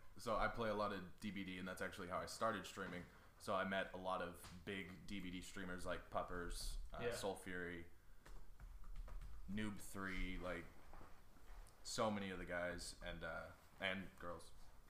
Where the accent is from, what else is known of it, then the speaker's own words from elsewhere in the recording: Kansas City, United States; because I'm from Kansas City